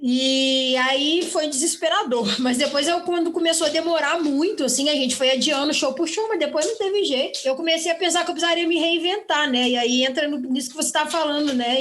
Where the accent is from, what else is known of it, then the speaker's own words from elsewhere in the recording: Juiz de Fora, Minas Gerais, Brazil; Nasci em Juiz de Fora